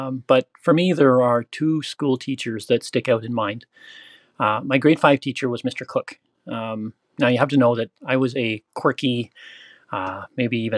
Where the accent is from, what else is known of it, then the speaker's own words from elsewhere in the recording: Southern Ontario, Canada; also born or lived in Brampton, Ontario; I grew up in Southern Ontario, Canada, and I now live in Brampton, just outside of Toronto.